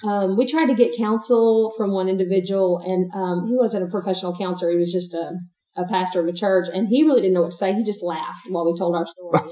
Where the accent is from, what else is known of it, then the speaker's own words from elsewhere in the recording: East Texas, United States; I'm also born and raised in East Texas.